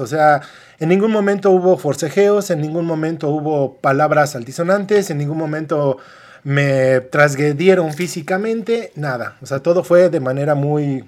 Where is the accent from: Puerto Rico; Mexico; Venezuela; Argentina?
Mexico; como buenos mexicanos